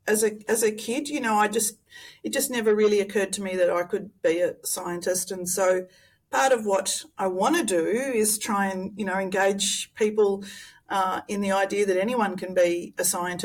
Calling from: Tasmania, Australia; I'm zooming in from Nipalina Lutruwita, or Tasmania, where the Muwinina people have cared for land, sea and country for many, many thousands of years.

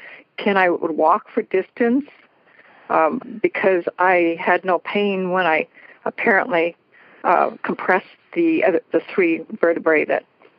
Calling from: Washington, United States; Washington State.

